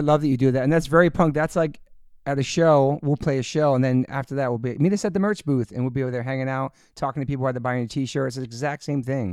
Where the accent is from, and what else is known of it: Southern Maryland, United States; born or raised there; also born or lived in Newport, Rhode Island